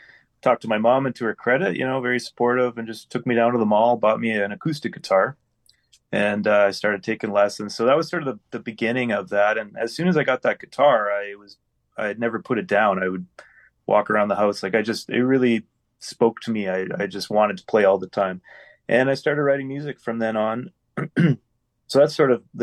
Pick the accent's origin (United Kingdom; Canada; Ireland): Canada; Winnipeg, Manitoba; Been born and raised in Winnipeg